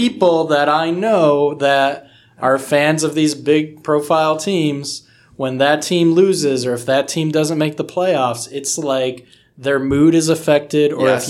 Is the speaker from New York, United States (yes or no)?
yes; Syracuse, New York, United States; moved away; also born or lived in New Jersey; I was born in Syracuse, New York.